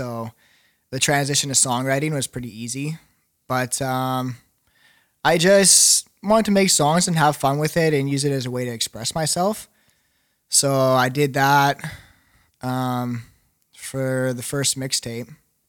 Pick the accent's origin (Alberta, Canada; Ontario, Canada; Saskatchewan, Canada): Saskatchewan, Canada; Swift Current; Swift Current. Not like super small.